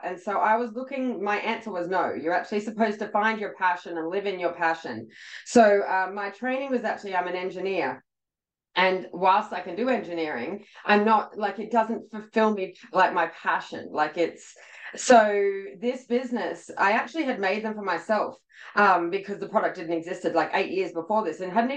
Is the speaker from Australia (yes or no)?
yes; Australia; I'm actually Australian